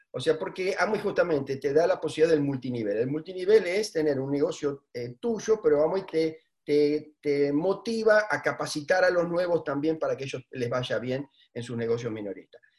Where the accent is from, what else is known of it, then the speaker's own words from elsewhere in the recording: Argentina; los argentinos somos los argentinos.